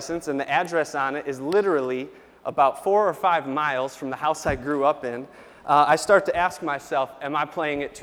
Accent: Jamestown, United States; I grew up about 10 miles from here, born in Jamestown, grew up outside of town close to our little airport

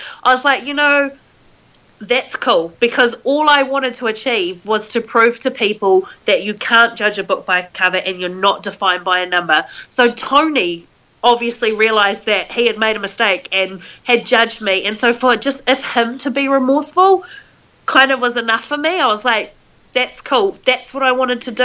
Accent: Whangarei, Northland, New Zealand; I come from New Zealand where we don't have snakes and we don't have scorpions

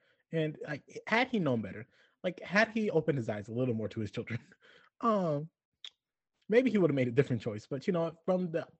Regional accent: the South, United States; I understand I'm from the South, and they are in Pennsylvania. It could be a cultural difference.

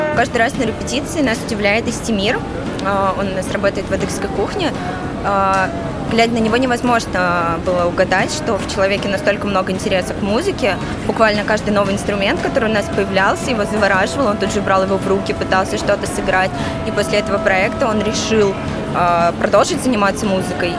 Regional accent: Bryansk, Bryansk Oblast, Russia; also born or lived in Kazan; now in Moscow, Russia; А, я из Брянска, 4 года жила в Казани и затем переехала в Москву

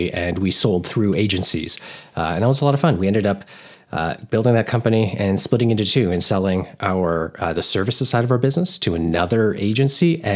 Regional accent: Toronto, Ontario, Canada; we're in Canada. So yeah, like the Toronto area.

